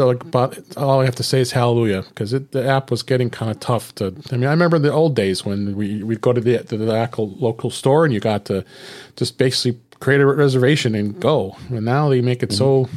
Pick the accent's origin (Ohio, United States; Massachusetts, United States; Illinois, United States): Illinois, United States; Chicago; my hometown Chicago